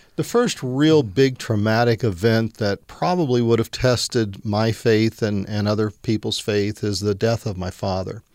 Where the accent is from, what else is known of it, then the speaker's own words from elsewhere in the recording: central Missouri, United States; growing up in the Midwest, which was Bible Belt, and uh, quite mm. frankly, I guess we were on the northern end central Missouri